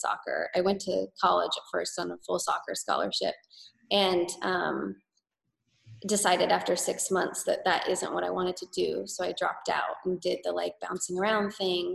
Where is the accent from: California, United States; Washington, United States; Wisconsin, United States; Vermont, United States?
California, United States; Riverside County, Southern; I grew up in Southern California, like an hour and a half southeast of LA, like Riverside County